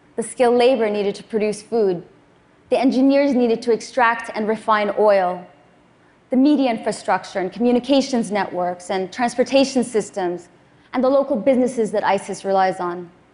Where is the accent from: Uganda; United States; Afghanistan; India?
Afghanistan; I was born in Afghanistan, just six months after the Soviets invaded